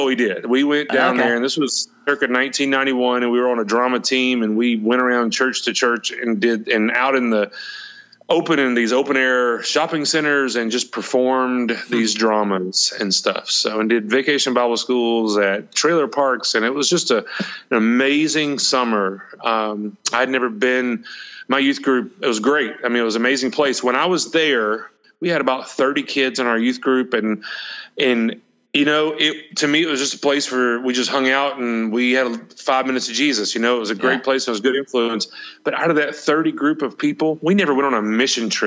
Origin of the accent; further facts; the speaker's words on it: Alexander City, Alabama, United States; moved away as an adult; also born or lived in Auburn, Alabama / Dadeville, Alabama / Jacksonville, Florida / Jasper, Alabama; now in Roswell, United States; my hometown of Alex City, Alabama